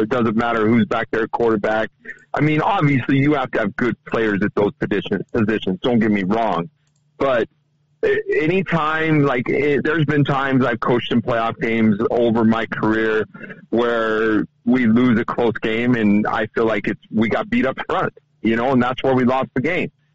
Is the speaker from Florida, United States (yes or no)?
no; Idaho, United States; now in Montana, United States; I'm from Idaho originally